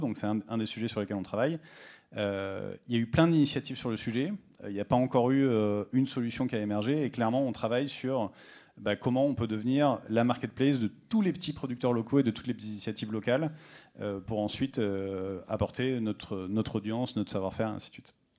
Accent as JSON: {"language": "French", "town": "Rodez", "region": "Occitania", "country": "France", "said": "je viens de Rodez"}